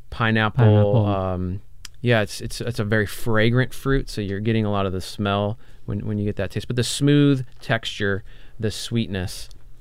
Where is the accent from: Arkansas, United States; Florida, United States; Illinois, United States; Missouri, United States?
Missouri, United States; St. Louis; also born or lived in Hawaii; now in Portland, United States; and I grew up on a farm, so as a child I had a lot of experience in the Midwest. I'm from St. Louis